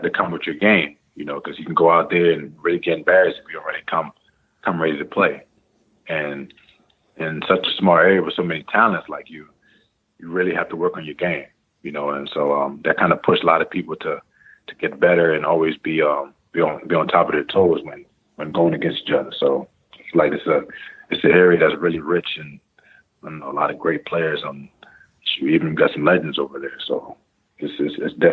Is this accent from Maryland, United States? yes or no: yes; Greenbelt, Maryland, United States; also born or lived in Queens, New York; I was born in New York, but I was raised in like the DC area, the DMV.